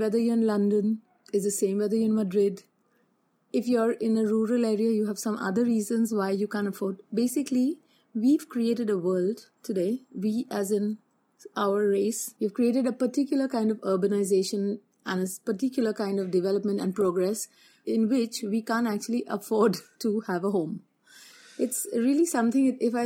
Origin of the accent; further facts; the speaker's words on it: Mumbai, Maharashtra, India; moved away; also born or lived in Australia; I come from Bombay